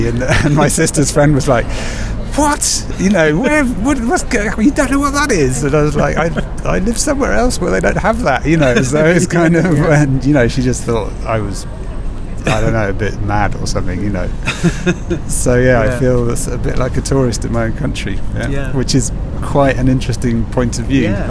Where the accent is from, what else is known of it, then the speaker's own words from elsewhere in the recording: United Kingdom; also born or lived in London; I thought, hang on a minute, I'm British.